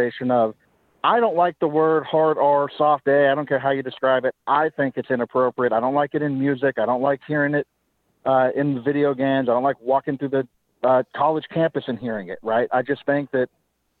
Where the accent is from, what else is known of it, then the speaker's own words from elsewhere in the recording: Northern California, United States; I was born and raised in Northern California